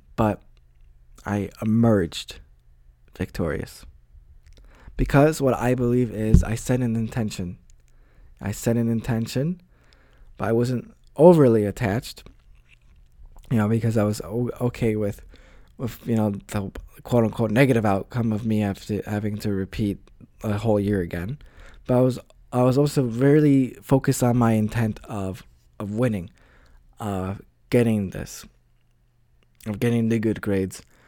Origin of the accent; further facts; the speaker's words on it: United States; moved away; I'm from the States